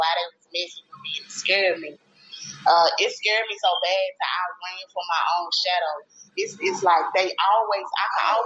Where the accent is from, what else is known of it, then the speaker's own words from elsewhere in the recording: Greenwood, United States; also born or lived in Atlanta, Georgia; So I moved back to Greenwood when I was about 2 months old